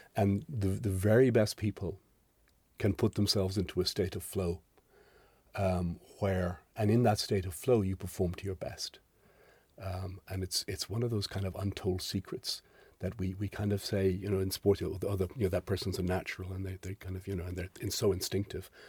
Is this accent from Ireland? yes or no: yes; Ireland; So I'm Irish. I was born into Holy Catholic Ireland